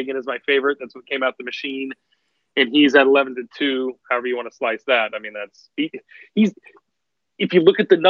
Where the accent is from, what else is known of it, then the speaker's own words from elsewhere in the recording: United States; I'm from American